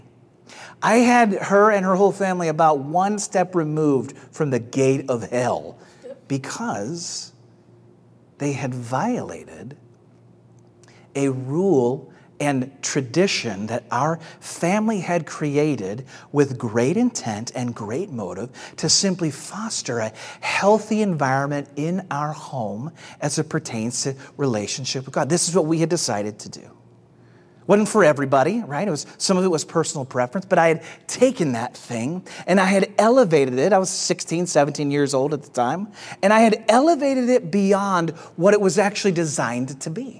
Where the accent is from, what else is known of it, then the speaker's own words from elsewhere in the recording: St. Louis, Missouri, United States; now in Atlanta, United States; In my house growing up, I grew up in St. Louis.